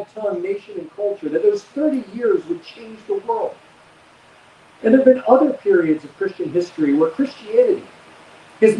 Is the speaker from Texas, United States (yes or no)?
no; Jacksonville, Florida, United States; I grew up in Jacksonville, and I grew up in church